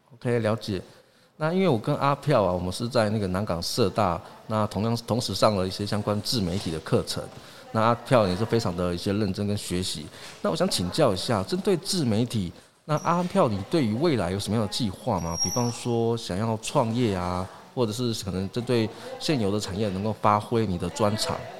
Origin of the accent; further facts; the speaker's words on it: Yuli, Hualien County, Taiwan; 我是来自花莲玉里阿飞赫部落